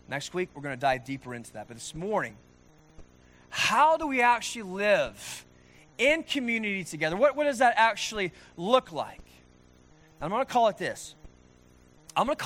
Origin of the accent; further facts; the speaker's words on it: Norman, Oklahoma, United States; born and raised in Norman, Oklahoma, in the United States